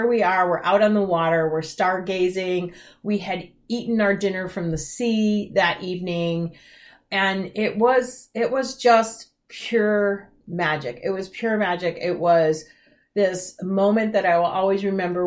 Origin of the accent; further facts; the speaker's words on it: Midwest, United States; I was raised in the Midwest